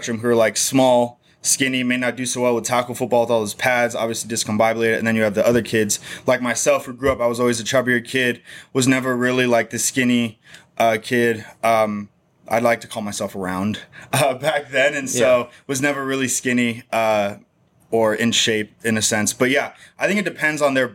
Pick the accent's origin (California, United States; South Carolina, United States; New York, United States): California, United States; Novato; moved away as an adult; also born or lived in San Francisco; now in Arizona, United States; So I grew up in California, Northern California. I was born in San Francisco. I grew up small town north of San Francisco called Novato.